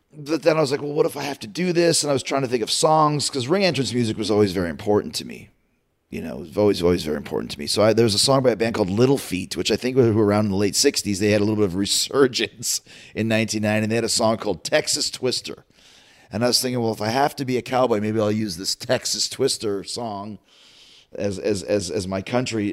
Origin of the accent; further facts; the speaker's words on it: Winnipeg, Manitoba, Canada; I'm from Winnipeg, Manitoba, I'm proud of it